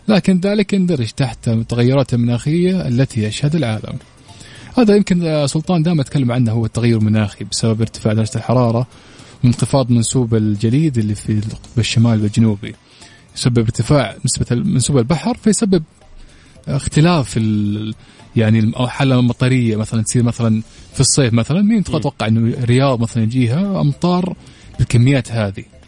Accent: Saudi Arabia; أنا عندنا في السعودية

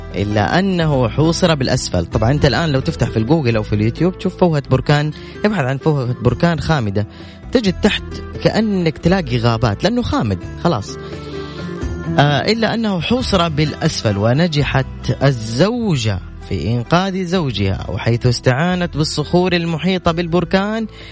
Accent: Saudi Arabia; عندنا في السعودية

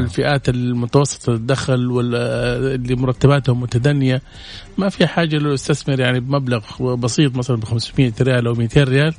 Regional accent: Saudi Arabia; عندنا في السعودية

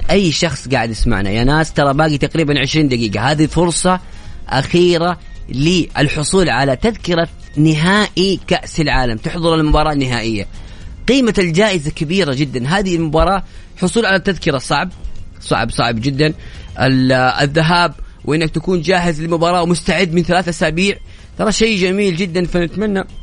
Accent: Morocco; now in Saudi Arabia; أنا مغربي من السعودية

